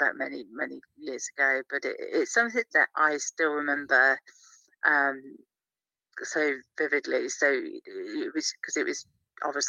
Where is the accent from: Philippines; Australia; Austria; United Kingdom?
United Kingdom; Cornwall, South West England; now in Cheshire, United Kingdom; I'm based in Cheshire currently. I was raised in Cornwall, the southwest of the United Kingdom